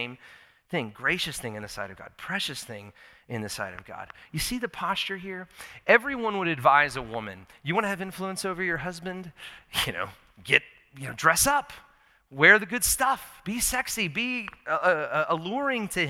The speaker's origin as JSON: {"language": "English", "country": "United States", "said": "I'm an American. I love my country"}